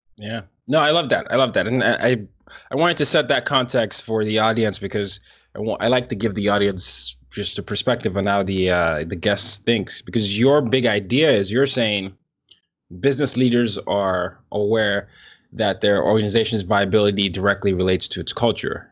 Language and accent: English; Nigeria; moved away; I'm from Nigeria, and, and obviously Nigeria, we, I grew up calling what people call soccer here football